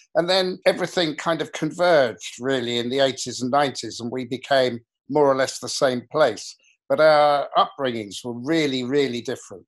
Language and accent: English; England, United Kingdom; an English kid in the 60s and 70s